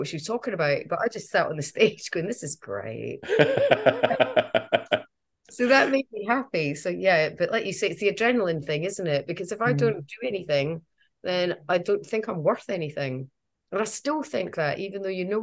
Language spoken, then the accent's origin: English; Edinburgh, Scotland, United Kingdom; I'm from Edinburgh